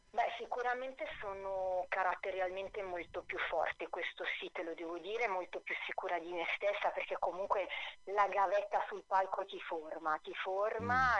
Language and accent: Italian; Arona, Piedmont, Italy; ci sono nata, sono proprio nata ad Arona, questa cittadina che è proprio sul lago Maggiore